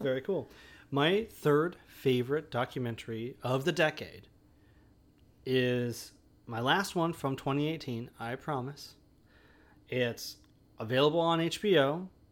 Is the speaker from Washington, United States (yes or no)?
yes; Olympia, Washington, United States; I grew up and live in Olympia.